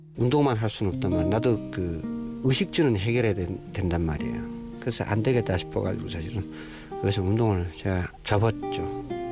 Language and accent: Korean; North Korea; moved away as an adult; now in South Korea; 공산국가에서 태어났지만